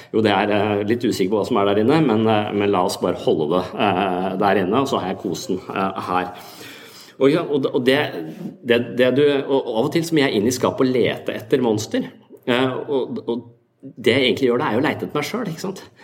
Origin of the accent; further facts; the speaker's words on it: Tønsberg, Vestfold, Norway; i Tønsberg der jeg vokste opp